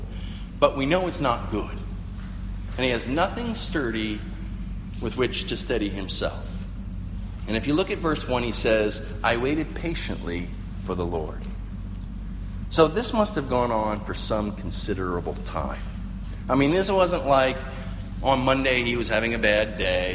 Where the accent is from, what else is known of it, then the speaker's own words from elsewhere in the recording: Appalachian Mountains, United States; growing up near the Appalachian Mountains